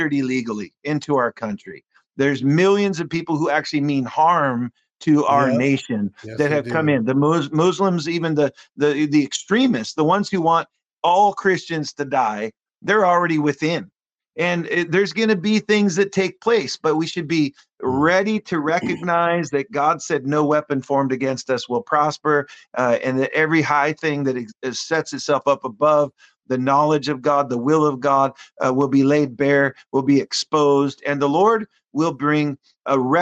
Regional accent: Seattle, Washington, United States; "Where are you from?" And I said, "Seattle."

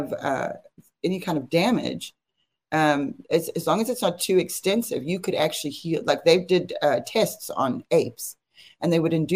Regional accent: South Africa; moved away; I'm from South Africa, which is not far from Zimbabwe

